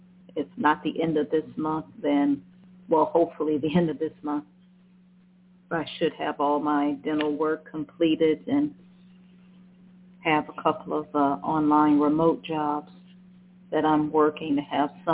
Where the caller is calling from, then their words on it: Cleveland, Ohio, United States; I'm calling from Cleveland, Ohio.